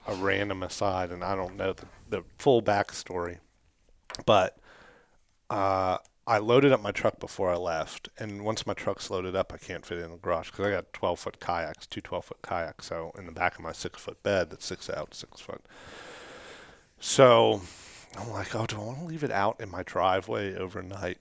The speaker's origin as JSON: {"language": "English", "region": "Kentucky", "country": "United States", "said": "we're from Kentucky"}